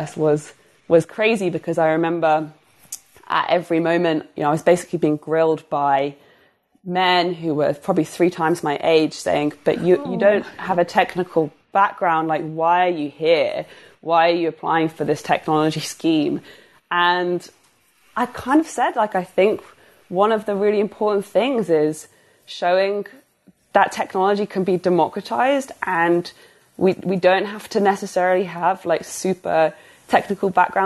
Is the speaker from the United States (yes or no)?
no; United Kingdom